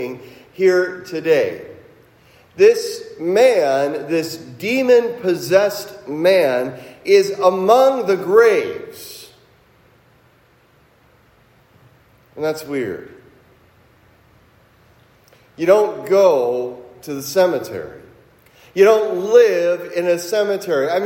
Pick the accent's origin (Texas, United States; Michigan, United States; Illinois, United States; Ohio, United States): Ohio, United States; Cincinnati; now in Milwaukee, United States; When I was a kid growing up in Cincinnati